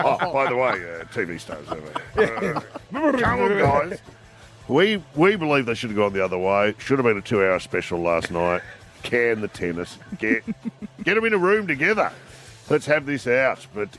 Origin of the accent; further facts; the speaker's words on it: Melbourne, Victoria, Australia; When I grew up in Carlton and I was living on my own. And Carlton in Melbourne is famous for Italian families.